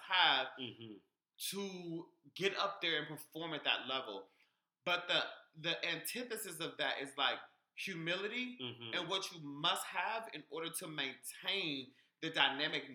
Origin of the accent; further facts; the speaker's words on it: Sugar Land, Texas, United States; also born or lived in Houston; I'm from Sugarland